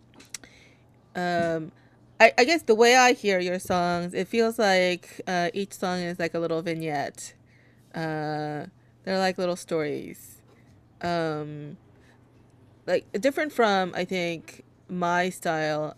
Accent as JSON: {"language": "English", "country": "South Korea", "tie": "born or raised there", "moved": "yes", "lives_now": "New York, United States", "said": "I, I was born in Korea, uh, but in the U.S. I've only lived in New York"}